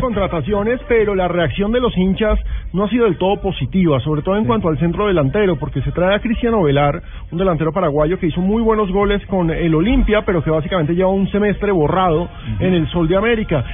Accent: Caldas, Colombia; Caldas, el equipo de mi tierra

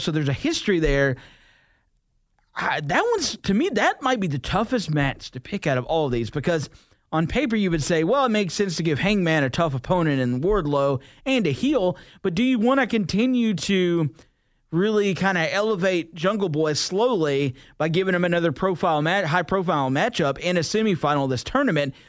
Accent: the South, United States; I'm from the South, and I don't, I don't speak Spanish all that well

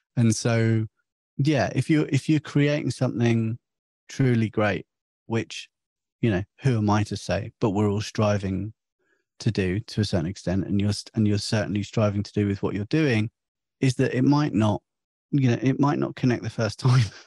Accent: St Albans, East of England, United Kingdom; I'm from St Albans

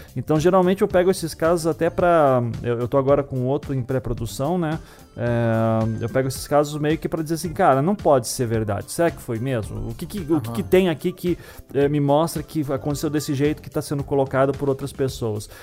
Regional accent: Paraná, Brazil; eu sou aqui do Paraná, eu tinha 8 anos de idade ali em 92

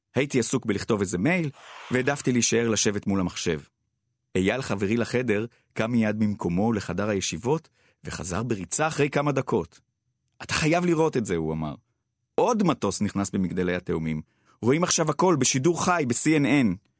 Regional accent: Ramat HaSharon, Tel Aviv District, Israel; גדלתי בנברסקו, שכונה ברמת השרון

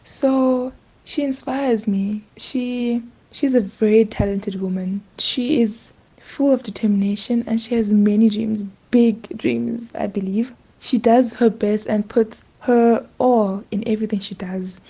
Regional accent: rural area outside King William's Town, Eastern Cape, South Africa; also born or lived in East London, South Africa; I grew up in Ngabasa, a place, a rural area outside King.

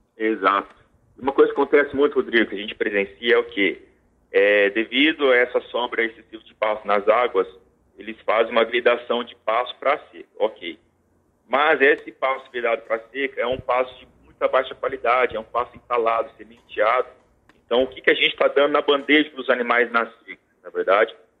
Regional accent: Maringá, Paraná, Brazil; maringaense, sou tecnista, formado pela Universidade Estadual de Maringá

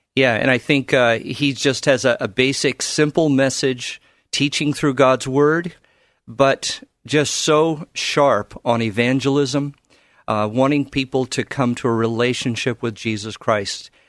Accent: Carson, California, United States; moved away as an adult; now in Portland, United States; I grew up in the Los Angeles area in a town called Carson

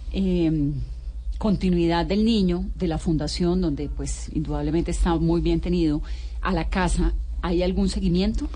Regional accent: Colombia

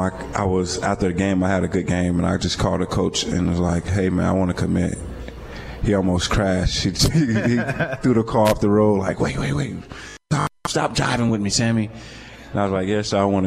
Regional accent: Florida, United States; I'm from Florida

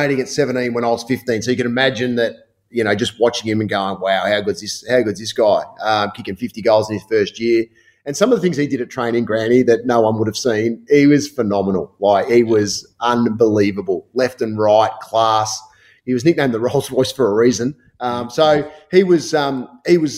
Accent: Hoppers Crossing, Victoria, Australia; when I was growing up in Hoppers Crossing, Noel worked at Mossfield Primary

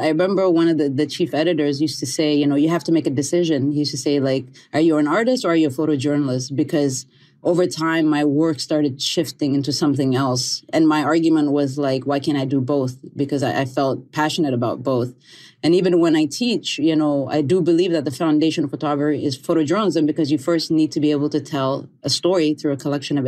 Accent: Canada; growing up in Canada

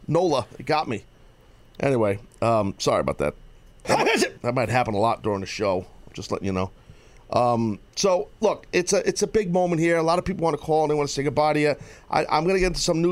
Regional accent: United States; as an American and here in the United States of America

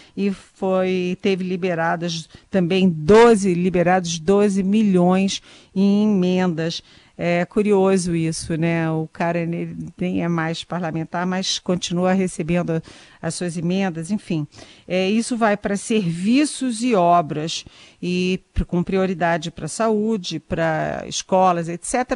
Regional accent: Brazil; eu como brasileira, como cidadã

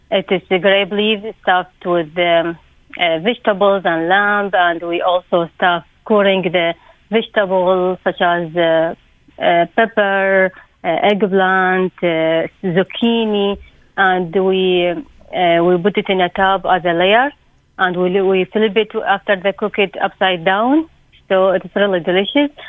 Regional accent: Iraq; from Iraq.

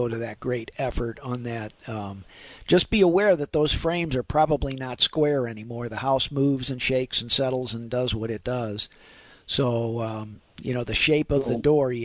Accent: Afton, Missouri, United States; I grew up in Afton

